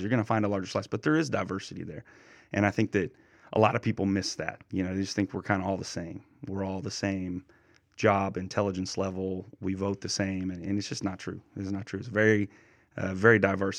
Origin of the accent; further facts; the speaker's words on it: eastern Oklahoma, United States; moved away as an adult; My hometown is about forty-five minutes away from where a minister in, in eastern Oklahoma, and it's a town of about three thousand, a little more, very small. And I grew up about ten minutes